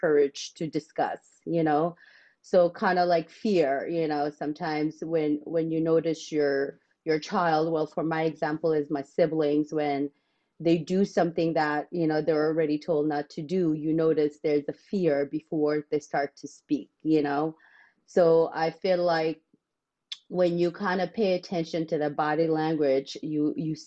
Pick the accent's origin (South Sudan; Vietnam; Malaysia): South Sudan; moved away; growing up in South Sudan